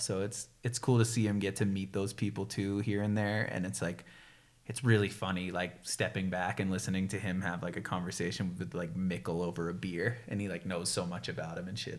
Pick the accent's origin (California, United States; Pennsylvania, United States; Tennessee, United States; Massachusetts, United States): Massachusetts, United States; right outside of Boston; moved away; I can't say I'm actually from Boston because it's right outside of Boston, so people from actual Boston would get pissed. But it was sweet growing up in Massachusetts